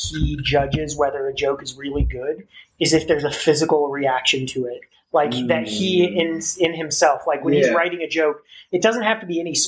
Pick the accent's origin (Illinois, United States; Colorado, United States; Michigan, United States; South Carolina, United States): Colorado, United States; Colorado Springs; I'm from Colorado Springs